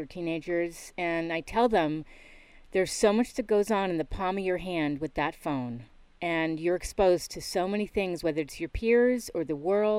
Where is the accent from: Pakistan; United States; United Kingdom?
United States; East Coast; also born or lived in New York / Connecticut; I grew up on the East Coast and lived in New York, and then I was back in Connecticut with my dad.